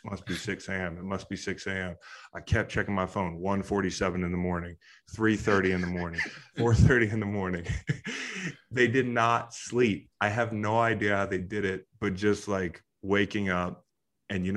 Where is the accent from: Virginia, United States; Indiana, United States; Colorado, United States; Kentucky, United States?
Virginia, United States; Charlottesville; Charlottesville, which is my hometown